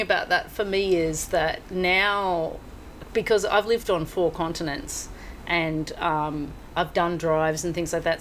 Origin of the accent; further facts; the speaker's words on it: Mansfield, Victoria, Australia; moved away as an adult; also born or lived in London; now in Hong Kong; I grew up in the small town of Mansfield, which is in the okay. high country of Victoria